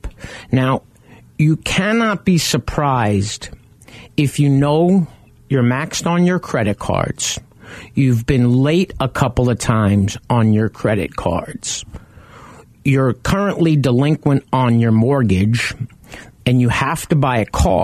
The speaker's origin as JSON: {"language": "English", "region": "New York", "country": "United States", "tie": "born or raised there", "moved": "yes", "lives_now": "Arizona, United States", "said": "I grew up in New York"}